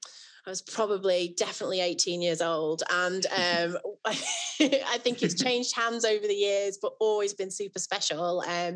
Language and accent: English; Manchester, North West England, United Kingdom; also born or lived in Liverpool; I'm from Didsbury